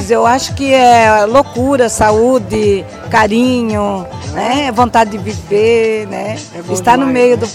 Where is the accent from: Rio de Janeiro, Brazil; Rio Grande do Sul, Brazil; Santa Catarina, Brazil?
Santa Catarina, Brazil; Joinville; Eu sou de Joinville. Qual bairro? É, eu sou do centro, na Rua Lages.